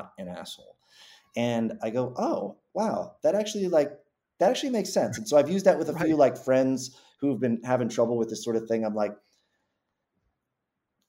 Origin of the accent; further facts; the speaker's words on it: Massachusetts, United States; I grew up in Massachusetts